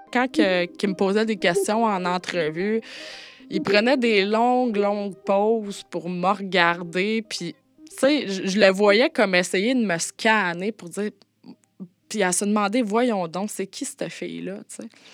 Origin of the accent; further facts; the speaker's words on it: Montérégie, Quebec, Canada; je viens d'une moyenne ville de la Montérégie